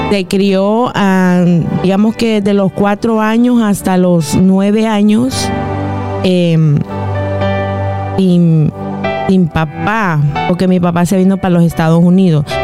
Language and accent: Spanish; Honduras; soy de Honduras.